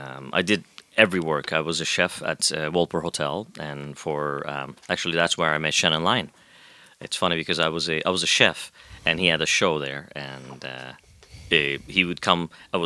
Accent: Pakistan; now in Canada; Here as a Pakistani citizen.

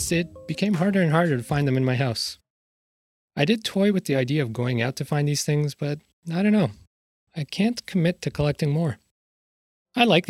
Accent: Canada; As a Canadian

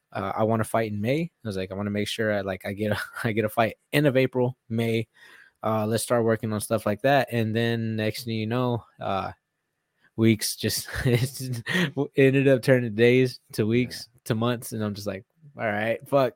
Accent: Houston, Texas, United States; finally getting to fight in my home state. It's not Houston, but you know, something close

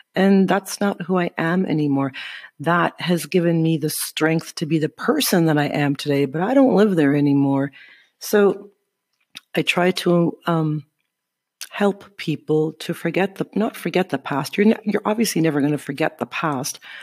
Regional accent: Sudbury, Ontario, Canada; moved away as an adult; now in Guatemala; I am from Sudbury, Ontario.

